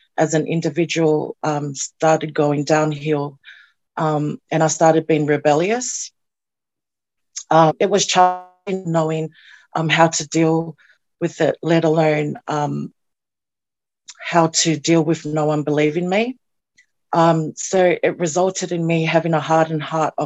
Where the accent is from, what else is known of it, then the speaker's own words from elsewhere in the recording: Sydney, New South Wales, Australia; moved away as an adult; also born or lived in Auckland, New Zealand / Penrith, Australia; now in New Zealand; So I grew up in the southwest Sydney, in Punchbowl, Bankstown, Wylie Park, and Padstow for 12 years.